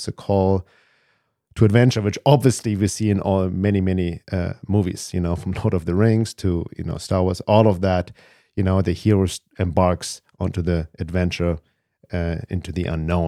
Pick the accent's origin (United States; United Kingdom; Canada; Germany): Germany; I was always growing up in Germany, loner, couldn't fit in, but I didn't question it.